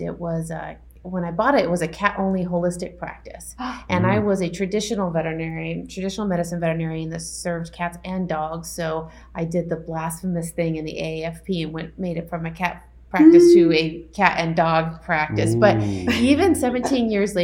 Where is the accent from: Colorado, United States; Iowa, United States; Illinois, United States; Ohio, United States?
Colorado, United States; Denver; I'm from Denver, Colorado. I am born and raised